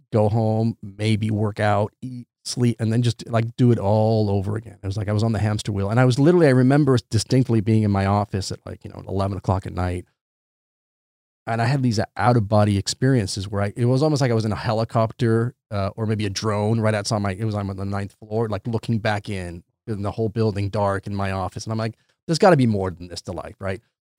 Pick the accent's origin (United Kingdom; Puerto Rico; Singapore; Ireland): United Kingdom; England; also born or lived in Santiago, Chile; So I was born in Santiago, Chile. And when I was 2 years old, I moved to England. And between Chile and England, I spent the first 15 and a half years of my life.